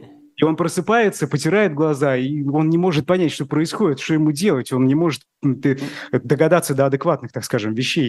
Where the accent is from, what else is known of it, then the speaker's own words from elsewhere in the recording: Bashkortostan, Russia; moved away; я из Башкирии